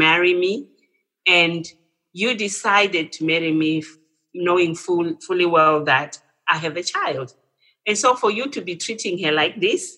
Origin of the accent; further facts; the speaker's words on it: Zimbabwe; moved away as an adult; also born or lived in England; I'm originally from Zimbabwe